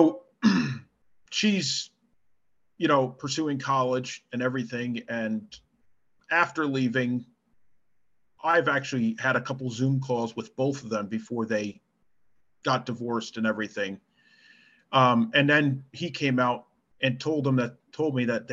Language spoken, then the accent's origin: English; East Coast of the United States, United States; I'm from the East Coast of the United States.